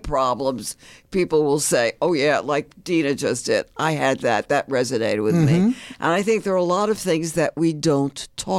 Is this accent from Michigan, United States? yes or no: no; New York, United States; I grew up in the Bronx, New